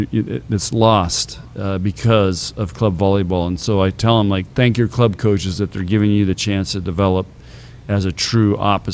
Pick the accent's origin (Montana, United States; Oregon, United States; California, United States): California, United States; San Diego; Of course, I grew up in San Diego, so we know a lot of the same stomping grounds out there, places he's hung out.